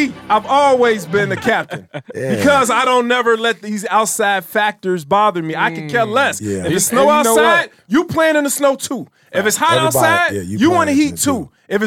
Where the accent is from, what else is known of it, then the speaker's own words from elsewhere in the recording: Chicago, Illinois, United States; I'm from Chicago, man.